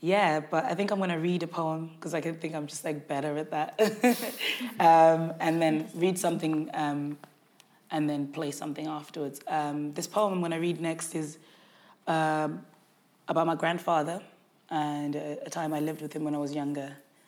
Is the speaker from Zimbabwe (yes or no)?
yes; Zimbabwe; born there; I was born in Zimbabwe, so it's kind of really exploring things I still remember about that time